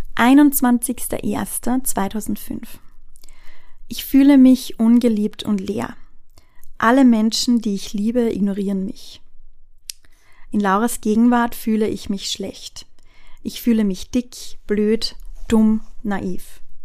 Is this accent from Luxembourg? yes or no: no; Austria; bei uns in Österreich